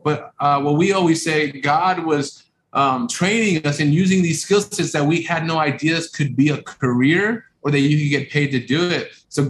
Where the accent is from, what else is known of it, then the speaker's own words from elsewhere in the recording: Los Angeles, California, United States; we're from South Central LA, immigrant parents that came in over in the 80s, and you know, grew up in rough areas